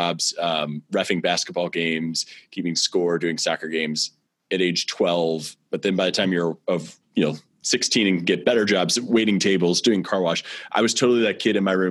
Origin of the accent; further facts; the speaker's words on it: St. Louis, Missouri, United States; I grew up in St. Louis, and I'm very proud to be raising my family here in St. Louis as well